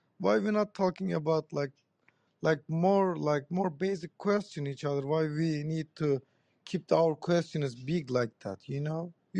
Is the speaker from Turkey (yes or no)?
yes; Turkey; moved away; Originally, I'm from Turkey.